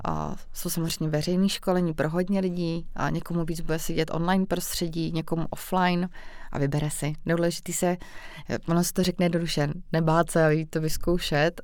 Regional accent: Vysočina Region, Czechia; já jsem třeba z Vysočny

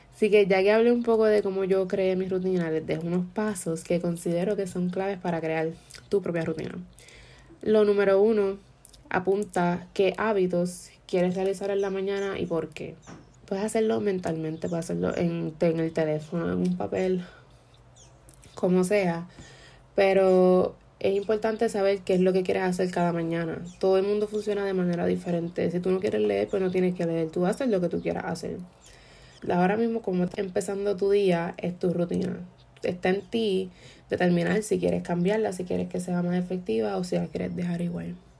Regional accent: Puerto Rico; fue la primera vez que salí de Puerto Rico desde séptimo grado

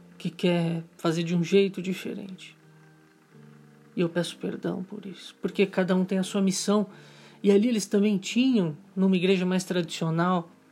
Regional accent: Brazil; como todo brasileiro

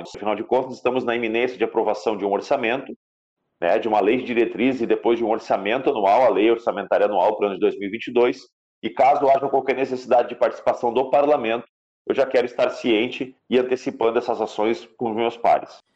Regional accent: Gaúcho, Rio Grande do Sul, Brazil; Nós somos brasileiros, nós somos gaúchos

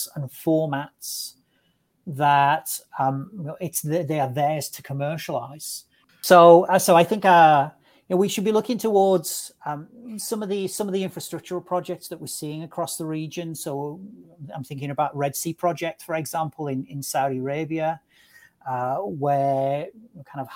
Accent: England, United Kingdom; as an Englishman

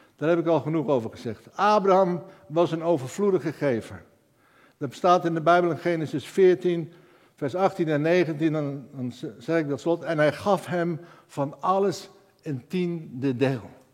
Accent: Netherlands; ik ben een Hollander

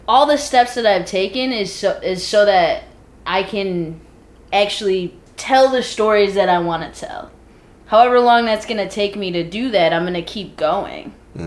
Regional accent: Midwest, United States; moved away; we're all from the Midwest

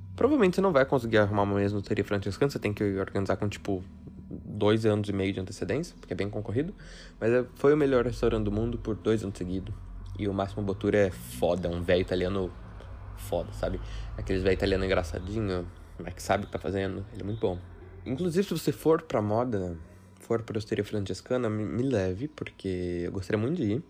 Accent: Brazil; que sou brasileiro, com muito orgulho

